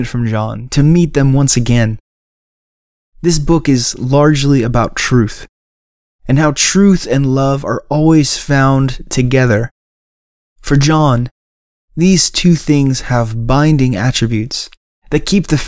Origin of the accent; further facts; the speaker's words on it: Cleveland, Ohio, United States; moved away as an adult; also born or lived in Louisville, Kentucky; I grew up in Cleveland, Ohio, and my wife and I moved away about 5 years ago